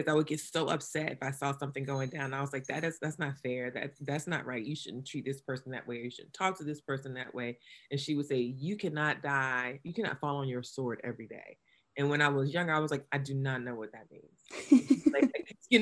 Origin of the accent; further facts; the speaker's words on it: New Bern, North Carolina, United States; now in Durham, United States; I'm a native North Carolinian